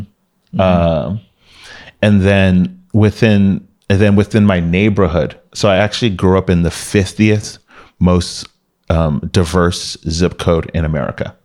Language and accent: English; Miami, Florida, United States; moved away as an adult; now in Bay Area, United States; growing up in Miami was fun